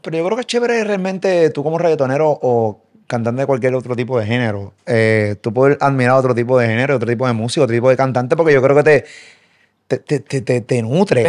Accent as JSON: {"language": "Spanish", "country": "Puerto Rico", "said": "yo soy puertorriqueño"}